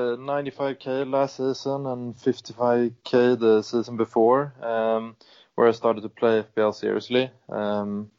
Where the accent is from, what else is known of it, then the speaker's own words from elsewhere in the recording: Sweden; I am from Sweden